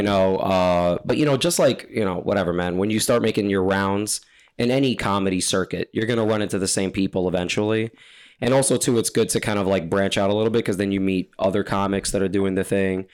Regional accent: New York, United States; I'm from New York

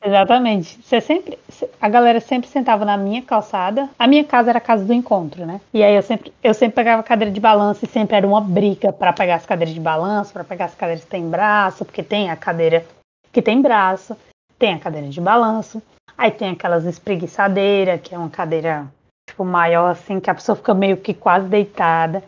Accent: Quixadá, Ceará, Brazil; now in Ireland; eu sou do interior do Ceará, de Quixadá especificamente, e atualmente neste dia estou na Irlanda

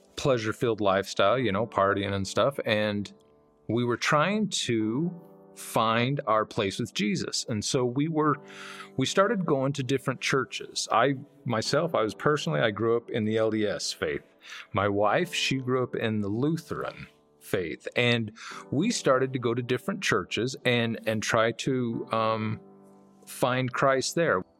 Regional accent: Heber City, Utah, United States; I was born and raised here in Heber City.

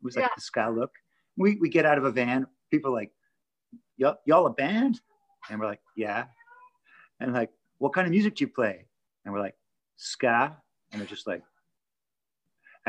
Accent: Toronto, Ontario, Canada; moved away as an adult; now in Los Angeles, United States; I grew up in Toronto, Canada, but I've been in LA since the 90s.

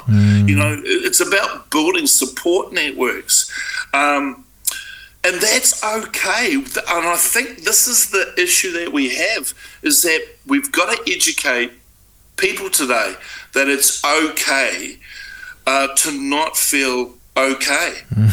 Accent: Auckland, New Zealand; I was brought up in South Auckland

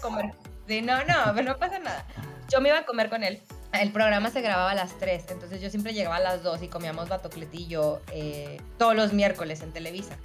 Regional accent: Monterrey, Nuevo León, Mexico; soy regia

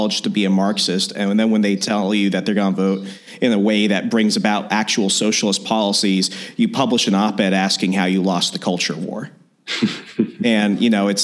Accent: Virginia, United States; moved away as an adult; now in Wisconsin, United States; I'm originally from Virginia. I just moved here to Wisconsin

